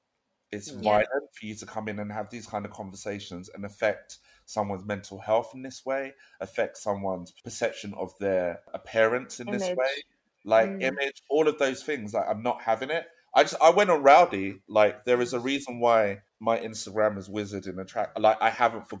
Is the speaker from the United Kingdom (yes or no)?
yes; Croydon, London, United Kingdom; I am from South London, Croydon